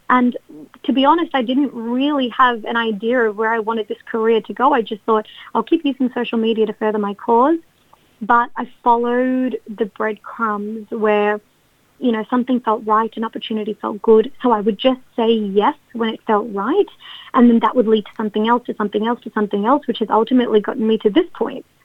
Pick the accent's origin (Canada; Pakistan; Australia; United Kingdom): Australia; people would ask, oh, like born and raised in Australia, but tell us about your background.